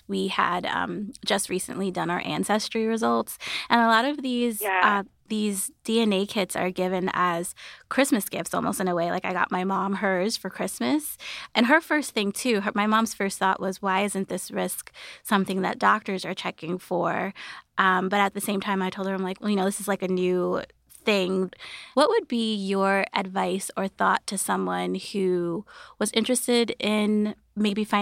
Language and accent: English; New York, United States; I am a lifelong native New Yorker.